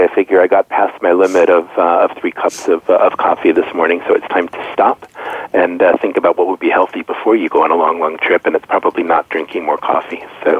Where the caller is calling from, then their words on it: Stamford, Connecticut, United States; I am calling in from Stamford, Connecticut, so just outside New York City